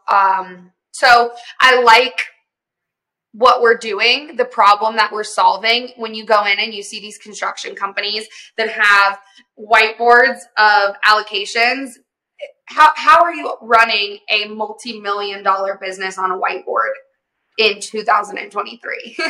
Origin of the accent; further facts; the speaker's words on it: the South, United States; I grew up in the South, um, and my family does um, like oil and gas servicing